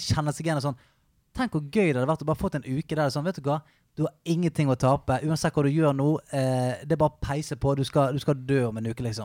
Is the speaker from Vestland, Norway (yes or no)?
yes; Bergen, Vestland, Norway; Jeg kommer fra et sted som heter Salhus, litt utenfor Bergen